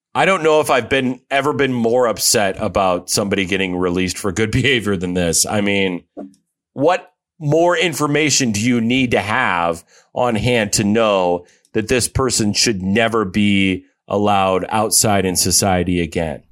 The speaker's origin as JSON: {"language": "English", "region": "Iowa", "country": "United States", "tie": "born or raised there", "said": "she actually relocated to my home state, which I was shocked to find this out, of Iowa."}